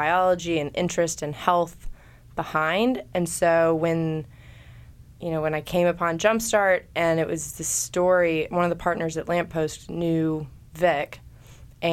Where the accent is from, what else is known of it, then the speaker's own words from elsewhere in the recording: Chattanooga, Tennessee, United States; my hometown, Chattanooga.